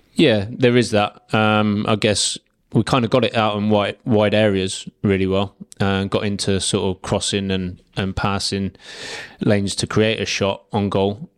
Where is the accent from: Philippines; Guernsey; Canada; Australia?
Guernsey; I'm from Guernsey, um, family from Guernsey, grandparents from Guernsey